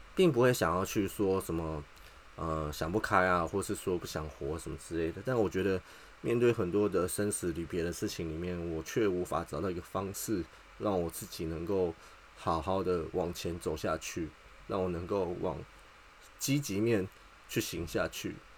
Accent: Taipei, Taiwan; 我是台北人。那结婚两年，养了三只小猫咪。那现在在做，呃，工厂的技术员，就是铁工厂

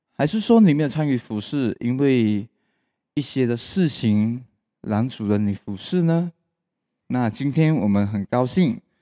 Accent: Malaysia; 我们马来西亚话就是讲 steady

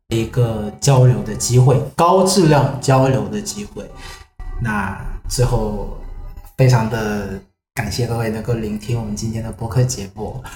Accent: Vietnam; 我是来自越南的

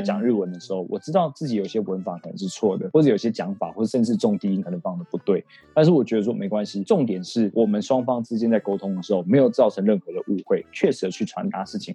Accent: Taiwan; 我自己本身身为台湾人

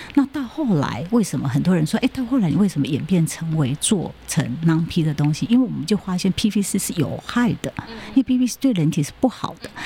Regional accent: Taiwan; also born or lived in Japan; 因为我们台湾人除了讲中文，然后再来就是台湾话

